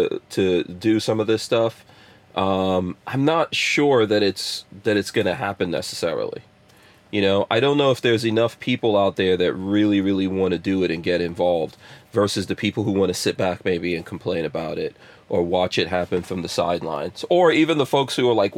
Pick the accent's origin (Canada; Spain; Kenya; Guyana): Guyana; moved away; I was born in Guyana